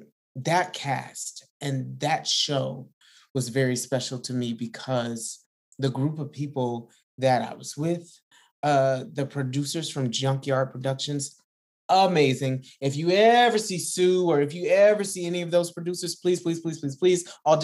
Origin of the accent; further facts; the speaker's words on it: the Deep South, United States; I grew up in the South, in the deep South